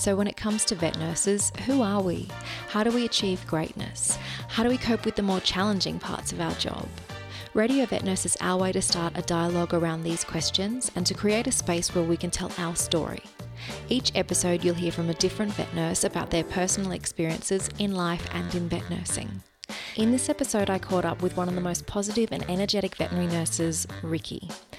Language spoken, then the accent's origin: English; Wagga Wagga, New South Wales, Australia; Oh, I'm from Wagga.